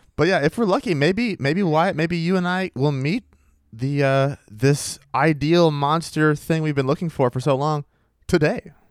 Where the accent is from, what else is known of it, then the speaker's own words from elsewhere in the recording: Maine, United States; my home state of Maine